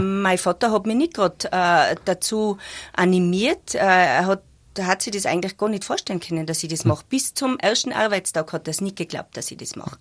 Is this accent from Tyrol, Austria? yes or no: yes; Zell am Ziller, Tyrol, Austria; ich bin eigentlich aus Zell